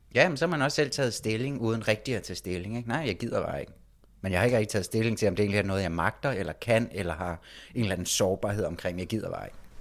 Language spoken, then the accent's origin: Danish; Copenhagen, Capital Region of Denmark, Denmark; moved away; Været en tur hjemme i København.